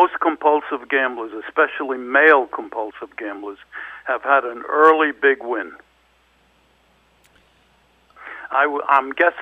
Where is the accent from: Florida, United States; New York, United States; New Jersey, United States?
New York, United States; New York City; I lived in Williamsburg and Brooklyn, and I was gambling at 7 or 8 years old